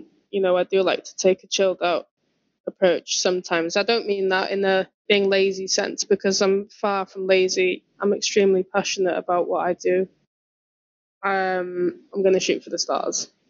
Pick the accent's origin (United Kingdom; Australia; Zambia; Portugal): United Kingdom; Welsh, Wales; I'm proud to be Welsh